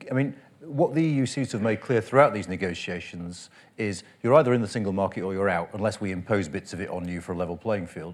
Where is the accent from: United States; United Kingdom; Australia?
United Kingdom; Yorkshire and the Humber; I, I grew up in West Yorkshire